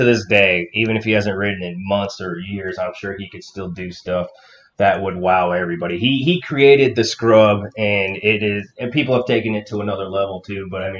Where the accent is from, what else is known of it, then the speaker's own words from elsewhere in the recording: California, United States; I grew up in California, so I was always at Anaheim 1